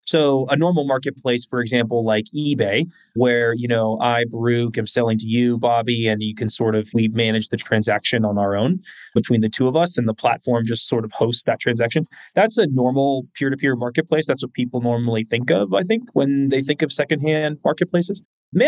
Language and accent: English; Bay Area, California, United States; growing up in the Bay Area